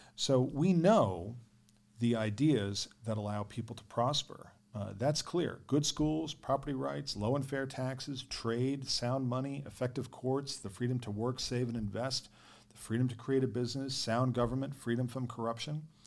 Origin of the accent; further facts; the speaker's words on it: New York, United States; growing up in New York